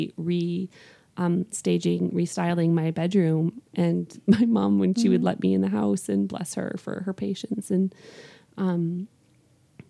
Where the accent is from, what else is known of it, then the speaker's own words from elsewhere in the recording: Canada; moved away as an adult; now in Northwest Indiana, United States; I'm from Canada. So I have not been living here in Northwest Indiana for a super long time.